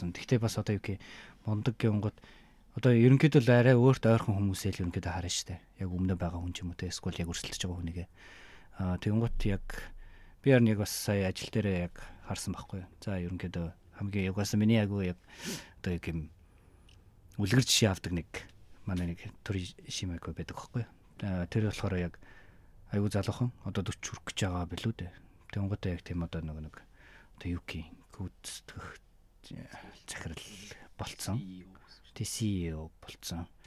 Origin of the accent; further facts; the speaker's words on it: Mongolia; moved away as an adult; now in Japan; би Монгол юм